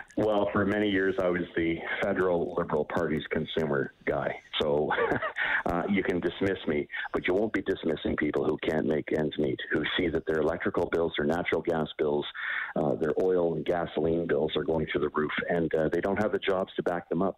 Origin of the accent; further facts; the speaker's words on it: Eastern Canada, Canada; I'm from Eastern Canada